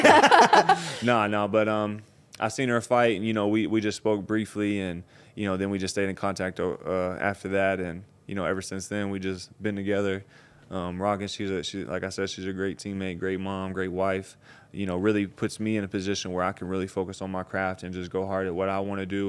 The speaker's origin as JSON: {"language": "English", "region": "Tennessee", "country": "United States", "said": "I'm from Tennessee, way out in the country"}